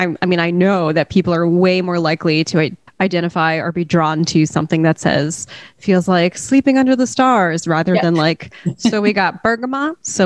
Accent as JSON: {"language": "English", "country": "United States", "tie": "born or raised there", "said": "I only know what the perfume culture is like here because I grew up here."}